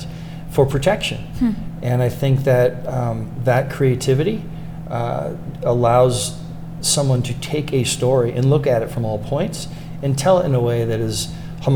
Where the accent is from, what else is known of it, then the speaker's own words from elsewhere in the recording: Boston, Massachusetts, United States; also born or lived in Newport, Rhode Island; now in Lake Tahoe, United States; I grew up in Southie in Boston